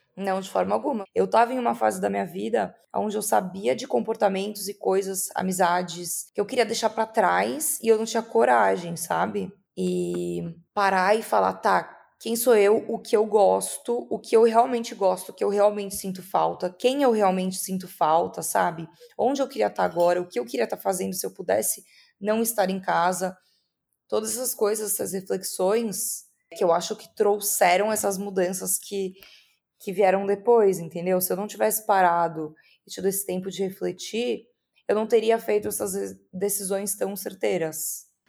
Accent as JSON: {"language": "Portuguese", "region": "São Paulo", "country": "Brazil", "moved": "as an adult", "lives_now": "Rio de Janeiro, Brazil", "said": "eu sou paulista, agora eu tô morando no Rio de Janeiro"}